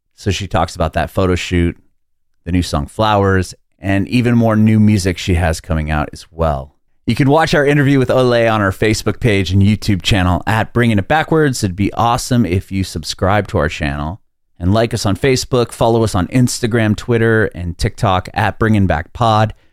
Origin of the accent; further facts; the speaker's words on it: San Diego, California, United States; now in Tennessee, United States; I'm from San Diego originally, and then I moved to south of Nashville